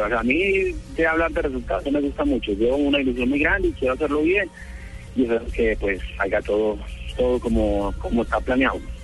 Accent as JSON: {"language": "Spanish", "area": "Paisa", "region": "Antioquia", "country": "Colombia", "also_born_or_lived": "Italy", "accent": "paisa", "moved": "as an adult", "said": "muy, muy, muy paisa. Está, este lo tengo muy pegado. No, 10 años para allá, pero no, no cambia nada"}